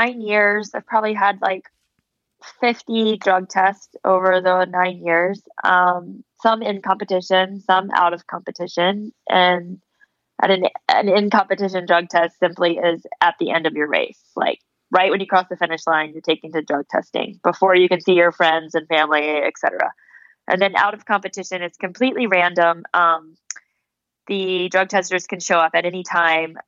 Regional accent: Charleston, South Carolina, United States; I grew up in South Carolina, in Charleston

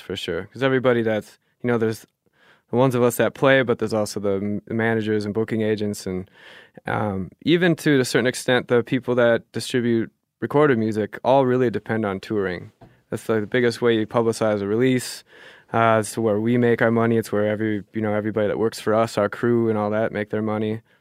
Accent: Minnesota, United States; also born or lived in Germany / Duluth, Minnesota; I grew up fishing in Minnesota on lakes

